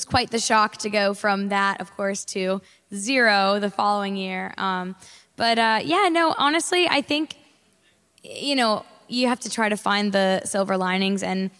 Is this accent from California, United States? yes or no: no; Charleston, South Carolina, United States; also born or lived in New York, United States; so I was born in New York, and then literally right after I was born, my family moved down here to Charleston. So I always tell people it was just enough New York to kick the Southern accent.